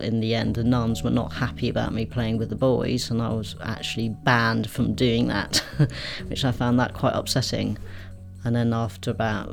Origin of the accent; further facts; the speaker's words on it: Berkshire, South East England, United Kingdom; I grew up in Berkshire, so it's very home counties